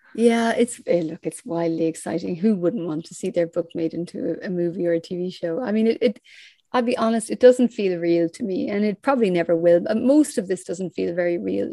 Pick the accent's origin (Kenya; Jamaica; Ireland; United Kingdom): Ireland; I grew up in Ireland.